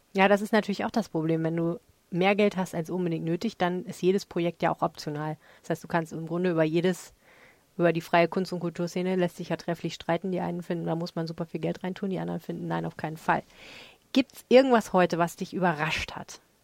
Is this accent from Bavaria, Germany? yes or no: no; Hamburg, Germany; als Hamburgerin.